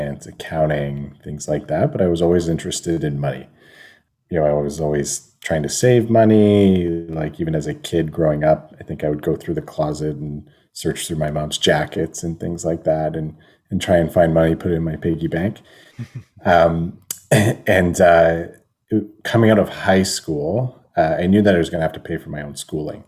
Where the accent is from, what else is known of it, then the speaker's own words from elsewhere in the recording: Welland, Ontario, Canada; I grew up in Welland